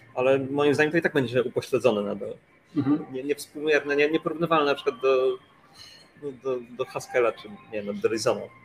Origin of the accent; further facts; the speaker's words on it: Gdańsk, Pomeranian Voivodeship, Poland; Ja jestem z Gdańska i siedzę teraz w hotelu w Gdańsku